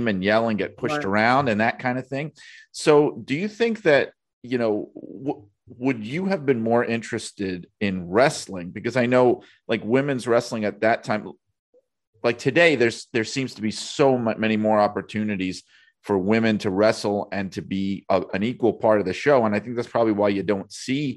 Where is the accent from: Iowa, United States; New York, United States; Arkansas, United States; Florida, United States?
New York, United States; New York City; moved away as an adult; now in Connecticut, United States; I grew up in Brooklyn, New York, and now I'm stuck out in Connecticut